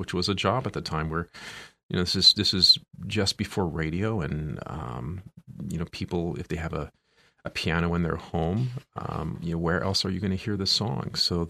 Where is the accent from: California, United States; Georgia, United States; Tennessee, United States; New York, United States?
California, United States; Eureka; also born or lived in Crescent City; I was born in Eureka.